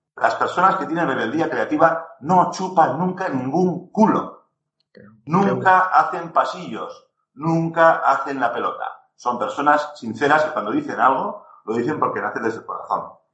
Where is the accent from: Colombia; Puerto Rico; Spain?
Spain; Navarre; Como buen navarro